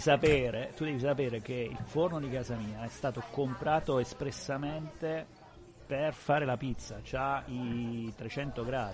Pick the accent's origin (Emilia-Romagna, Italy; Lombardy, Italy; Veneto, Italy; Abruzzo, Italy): Abruzzo, Italy; now in Piedmont, Italy; essendo abruzzese